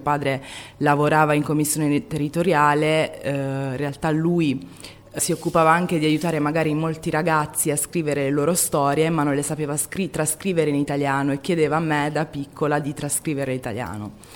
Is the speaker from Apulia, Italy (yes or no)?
yes; Foggia, Apulia, Italy; Io eh, sono nata a Foggia da una mamma italiana e un padre eh, immigrato dalla Costa d'Avorio e mio padre diciamo che a Foggia eh, aveva un'associazione di migranti